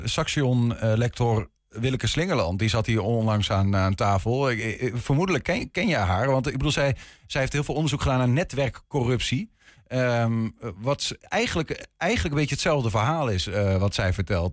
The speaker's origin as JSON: {"language": "Dutch", "area": "Twente", "region": "Overijssel", "country": "Netherlands", "said": "die jonge Twentenaar, zoals waar ik vandaan kom"}